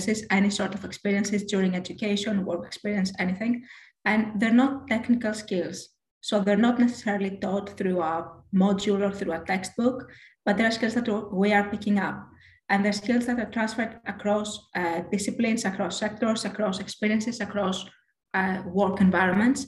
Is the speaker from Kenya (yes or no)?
no; Greece; moved away as an adult; now in United Kingdom; I am from Greece